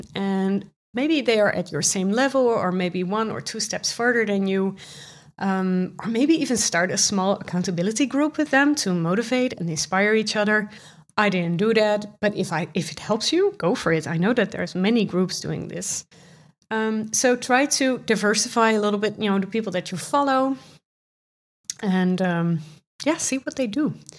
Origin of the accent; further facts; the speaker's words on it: Netherlands; accent: Dutch; English is a second language; I'm from the Netherlands. You can probably hear it from my accent